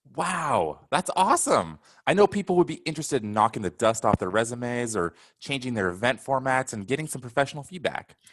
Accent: Portland, United States; I'm from Portland.

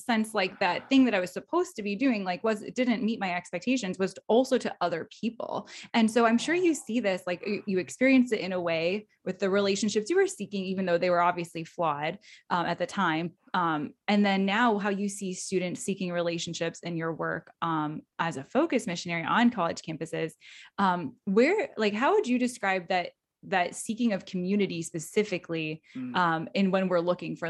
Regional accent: South Bend, Indiana, United States; I went to college in my hometown. I grew up in South Bend and I went to Notre Dame

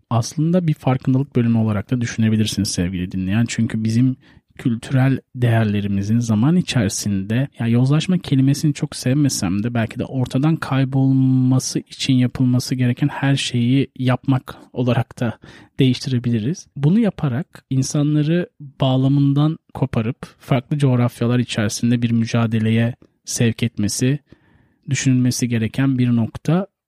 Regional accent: Turkey

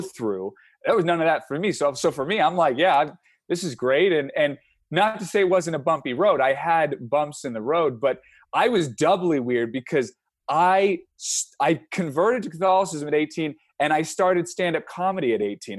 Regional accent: San Francisco, California, United States; we grew up in San Francisco, so, San Francisco area

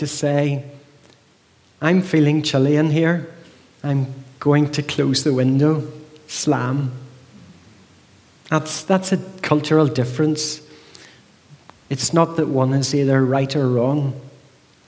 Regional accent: Northern Ireland, United Kingdom; moved away as an adult; now in High Wycombe, United Kingdom; I'm from High Wycombe, but I'm not a native of High Wycombe. I'm from Northern Ireland, living here for 15 years

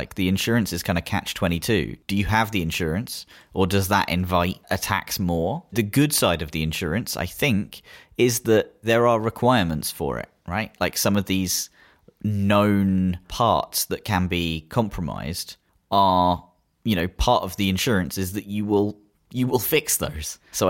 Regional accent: United Kingdom; So with three of us being British on the call

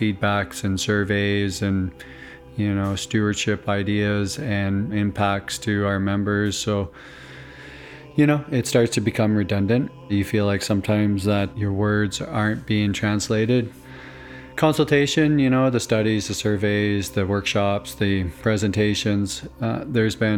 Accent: Tsawwassen First Nation, British Columbia, Canada; I'm from Tawasin First Nation

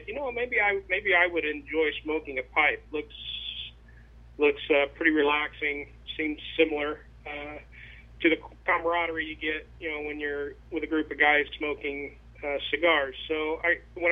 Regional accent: Cloverdale, Indiana, United States; I currently live in Cloverdale, Indiana. It's where I grew up, a small town. It's west central Indiana. I lived here all my life

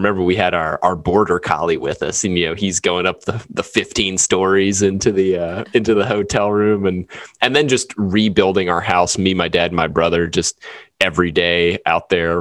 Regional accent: New Orleans, Louisiana, United States; moved away; we're from New Orleans

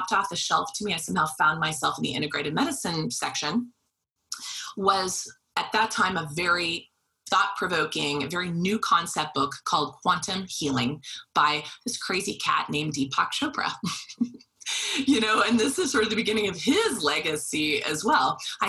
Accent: Wichita, Kansas, United States; because I was pre-med, I was from Wichita, Kansas.

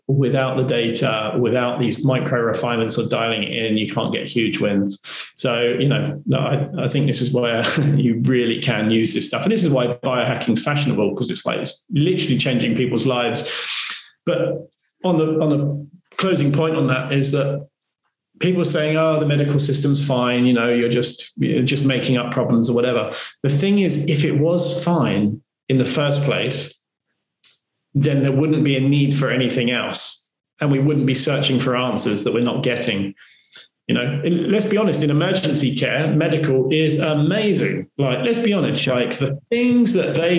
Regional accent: United Kingdom; we're British

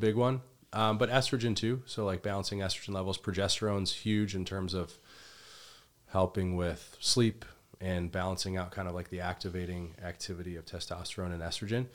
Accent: Midwest, United States; I grew up in the Midwest

